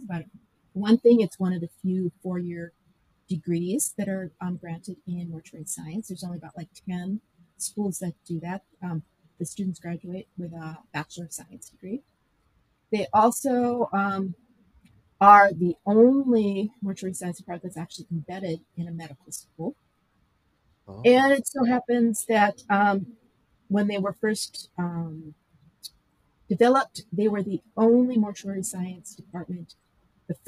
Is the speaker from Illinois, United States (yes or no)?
no; Minnesota, United States; moved away as an adult; now in Wisconsin, United States; I came from Minnesota, and we retired back to his childhood home.